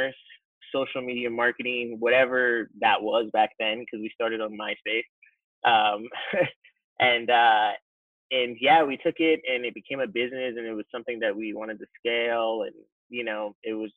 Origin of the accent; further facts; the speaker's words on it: Fort Lauderdale, Florida, United States; also born or lived in New York / Orlando / Jamaica (ancestry); I grew up mainly in Florida, South Florida, north of Miami, Fort Lauderdale is where kind of call home